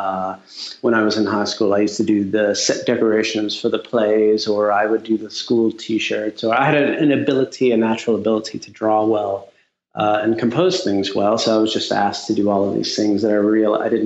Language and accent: English; Texas, United States; also born or lived in Houston, Texas / Louisiana; now in New York, United States; I moved back with my mother to Texas. I grew up in a very small town